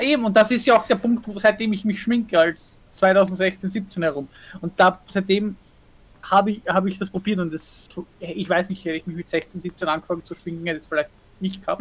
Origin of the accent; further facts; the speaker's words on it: Austria; bei uns in Österreich